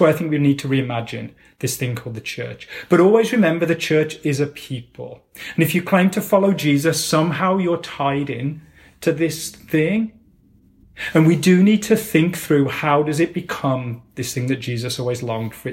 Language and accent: English; England, United Kingdom; I was brought up in England, fairly middle-class family in the center of the UK